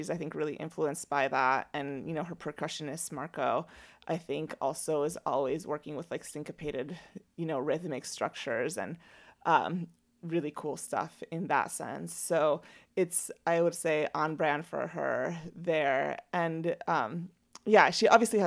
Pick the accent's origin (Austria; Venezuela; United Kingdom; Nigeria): Venezuela; moved away; I'm from Venezuela